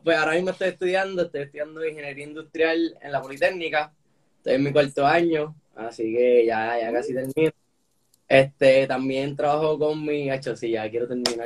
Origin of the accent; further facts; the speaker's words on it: Puerto Rico; soy boricua, nací aquí